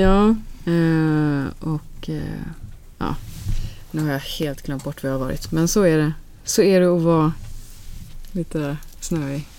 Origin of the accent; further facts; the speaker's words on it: Alingsås, Västra Götaland, Sweden; Vi är uppväxt på landet utanför Alingsås